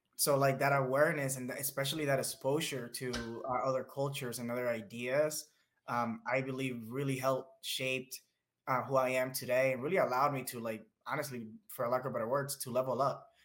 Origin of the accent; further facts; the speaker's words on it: Dominican Republic; now in United States; I was born in the Dominican Republic, this little tiny island in the Caribbean, right next to Puerto Rico, right next to Cuba, right next to Jamaica. Paradise, truly amazing. um, really, honestly, can't phrase it better uh, it was wonderful growing up there.